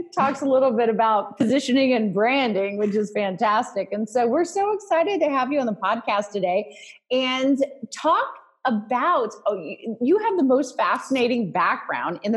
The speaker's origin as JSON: {"language": "English", "town": "Charleston", "region": "South Carolina", "country": "United States", "tie": "born or raised there", "said": "my hometown is Charleston, South Carolina."}